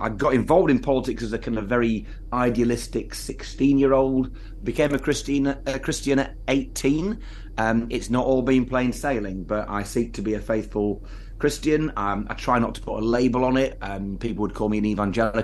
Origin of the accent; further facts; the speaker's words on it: Lancashire, North West England, United Kingdom; I'm from Lancashire, which is slightly south of where I'm currently the Member of Parliament